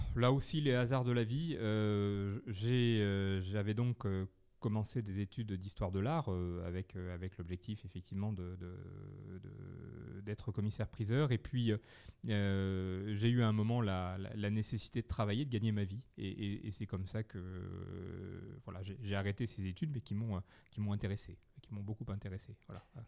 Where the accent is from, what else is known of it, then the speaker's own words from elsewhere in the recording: Bergerac, Nouvelle-Aquitaine, France; je suis né à Bergerac